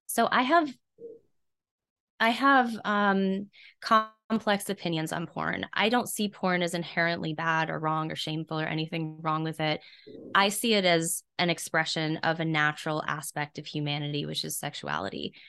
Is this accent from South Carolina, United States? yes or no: yes; South Carolina, United States; I was raised in an area of the country that is notoriously pretty repressed. I'm from South Carolina